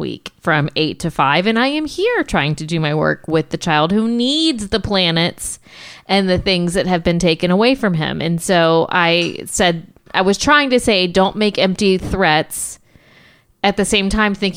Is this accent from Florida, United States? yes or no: yes; Florida, United States; I am a native Floridian